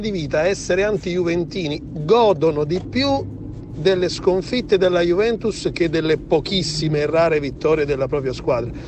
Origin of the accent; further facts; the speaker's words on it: province of Naples, Campania, Italy; now in Venice, Italy; sono originario della provincia di Napoli